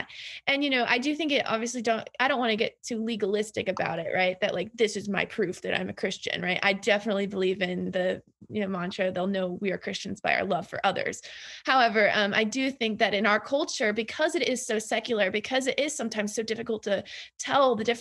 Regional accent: the South, Southern United States, United States; as a Southerner

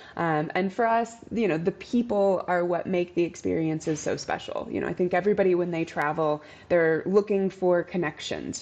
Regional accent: Arizona, United States; moved away as an adult; now in Madrid, Spain; am also originally from Arizona in the United States

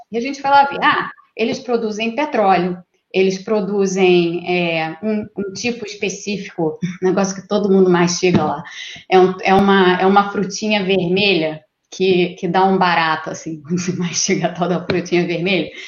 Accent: Rio de Janeiro, Brazil; eu sou do Rio de Janeiro

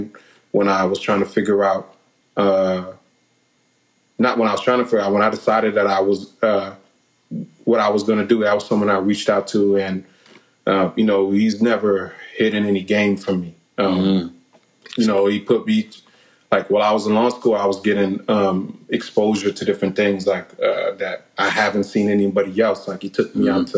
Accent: Delray Beach, Florida, United States; also born or lived in Orlando; growing up in Delray Beach there

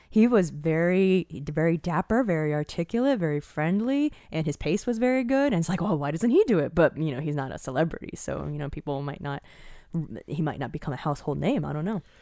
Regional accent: Eastern Time Zone, United States; moved away; I grew up in the Eastern time zone, and when I moved to the Central time

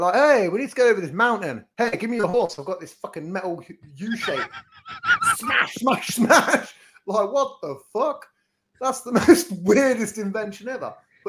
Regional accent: England, United Kingdom; as English twats.

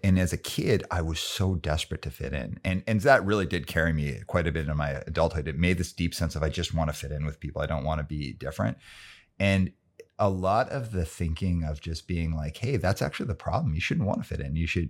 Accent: Calgary, Alberta, Canada; And I grew up in Calgary, Alberta in the 70s and 80s.

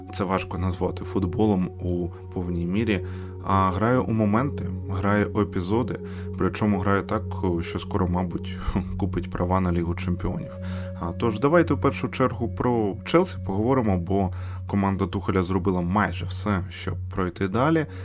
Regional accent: Ukraine; ми з України.

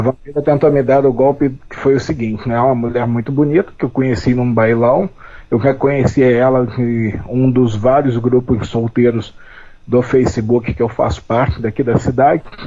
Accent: Rio de Janeiro, Brazil; moved away as an adult; now in Paraná, Brazil; Eu venho do Rio de Janeiro e moro no Paraná

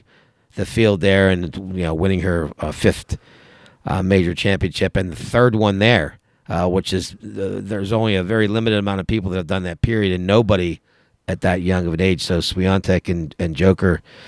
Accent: Pennsylvania, United States; And it was in my home state, even though it was across the state. I was so happy to be in my home state.

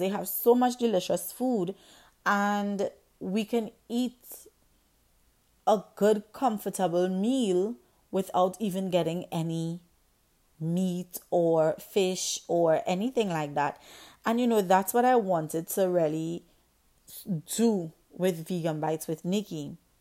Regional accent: Trinidad & Tobago; I grew up in the Caribbean island of Trinidad and Tobago

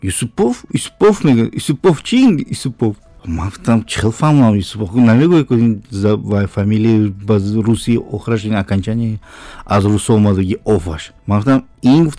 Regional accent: outside Konibodom, near the Uzbekistan border, Sughd, Tajikistan; moved away; also born or lived in Dushanbe; ман берун аз конибодом дар сарҳади ӯзбекистон таваллуд шудам

